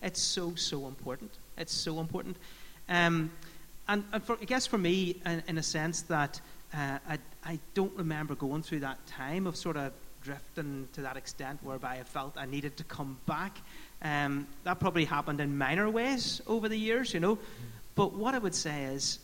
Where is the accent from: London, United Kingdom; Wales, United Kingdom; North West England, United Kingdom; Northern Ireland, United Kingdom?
Northern Ireland, United Kingdom; Fermanagh; I grew up in Fermanagh, and I went to a school called Portora